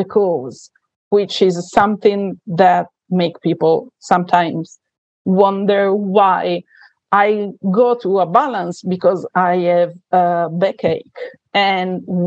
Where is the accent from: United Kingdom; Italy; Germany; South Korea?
Italy; accent: Italian; English is a second language; So as you can say from my accent, I am Italian.